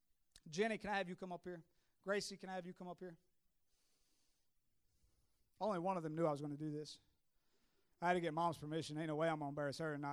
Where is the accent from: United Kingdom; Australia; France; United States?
United States; Tennessee; I'm from Tennessee